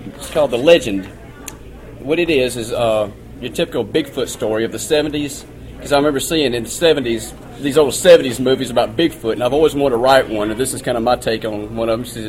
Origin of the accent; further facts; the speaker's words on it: Louisville, Mississippi, United States; I'm from Louisville, Mississippi, and I've been writing short stories for since I was about 16. I'm 38 now